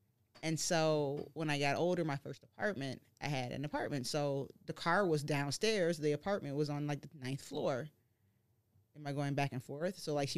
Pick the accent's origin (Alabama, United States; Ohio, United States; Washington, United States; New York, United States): Ohio, United States; Shaker Heights; I grew up in Shaker Heights, Beachwood.